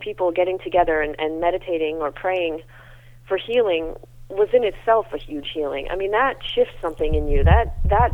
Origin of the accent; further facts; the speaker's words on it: United States; I'm so American